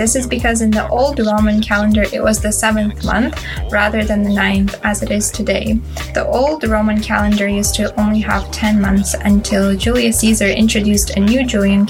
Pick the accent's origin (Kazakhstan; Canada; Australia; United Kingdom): Kazakhstan; Almaty; I'm from Almaty, Kazakhstan, and I'm visiting New Zealand on the Watson Fellowship.